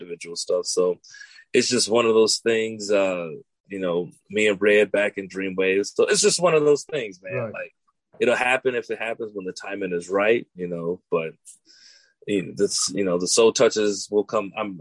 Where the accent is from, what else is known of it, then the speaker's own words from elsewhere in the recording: Chicago, Illinois, United States; I'm from Chi-Town